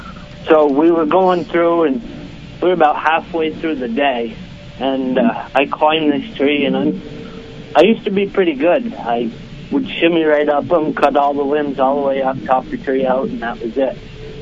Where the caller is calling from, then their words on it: Vermont, United States; I'm calling from Vermont.